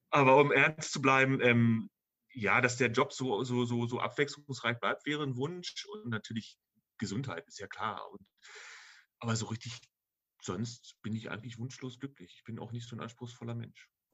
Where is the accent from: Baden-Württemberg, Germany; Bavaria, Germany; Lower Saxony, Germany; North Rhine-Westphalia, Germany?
Lower Saxony, Germany; Rodenberg; Ich komme aus Altenhagen 2, da gab es damals noch einen kleinen Dorfladen